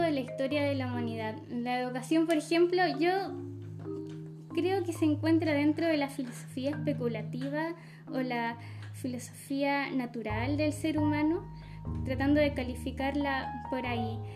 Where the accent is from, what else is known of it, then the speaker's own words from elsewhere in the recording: Maule, Chile; yo soy del Maule